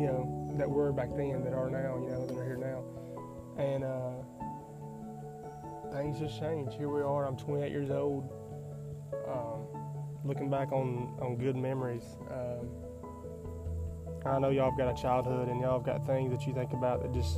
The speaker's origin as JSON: {"language": "English", "town": "Taft", "region": "Tennessee", "country": "United States", "tie": "born or raised there", "said": "I grew up in Taft, Tennessee, a little small town in southern central Tennessee, right on the Alabama state line"}